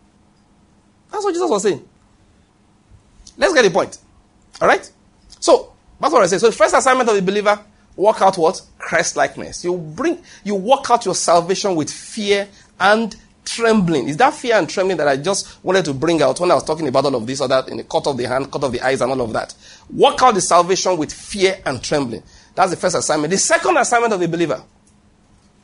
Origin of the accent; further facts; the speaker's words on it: Nigeria; I'm a Nigerian preacher